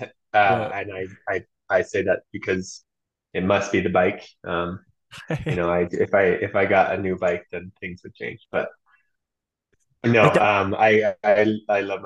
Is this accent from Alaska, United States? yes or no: yes; Alaska, United States; I am from Alaska originally, born and raised, and I've been training there and skiing there my whole life